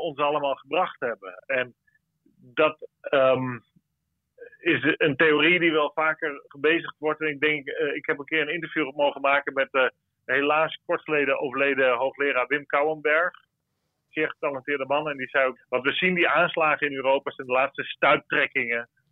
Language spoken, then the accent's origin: Dutch; Netherlands; voor ons als Nederlanders